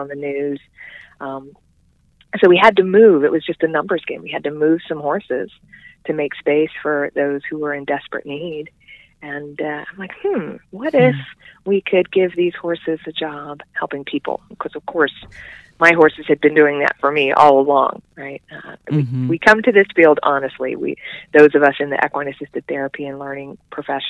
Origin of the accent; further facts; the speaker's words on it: Central Florida, United States; moved away as an adult; now in Asheville, United States; I was born and raised in Central Florida